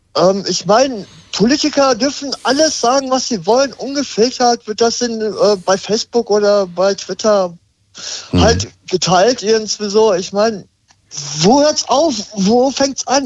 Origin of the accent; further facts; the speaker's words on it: Hanover, Lower Saxony, Germany; ich komme aus Hannover